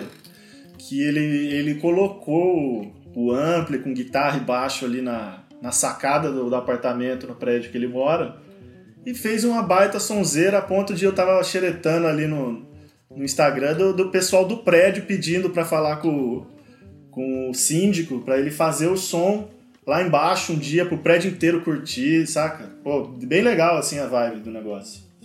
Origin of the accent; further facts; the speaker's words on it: Ourinhos, São Paulo, Brazil; o interior paulista aí, minha, minhas terrinhas ali, minha, tanto Ourinhos quanto as cidades em volta ali